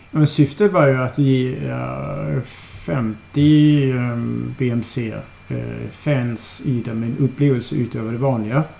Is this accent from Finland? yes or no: no; Aarhus, Central Denmark Region, Denmark; Swedish is a second language; moved away as an adult; also born or lived in Copenhagen, Denmark; now in Malmö, Sweden; Jag kommer från eh, Åhus. Så jag kommer från Jylland